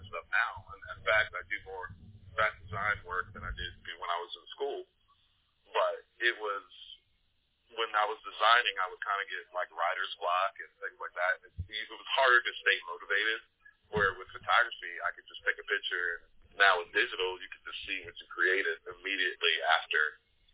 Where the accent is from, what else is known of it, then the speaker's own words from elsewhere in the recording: Virginia, United States; moved away; I'm from Virginia originally